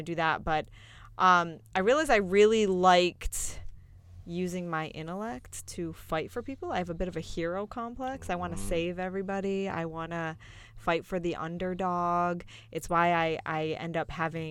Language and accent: English; Buzzards Bay, Massachusetts, United States; moved away; I am originally from Massachusetts. I'm from a very small town, a village, actually.